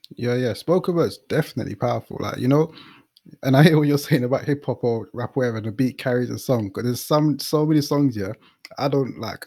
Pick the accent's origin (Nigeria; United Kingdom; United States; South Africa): United Kingdom; London; I'm from the East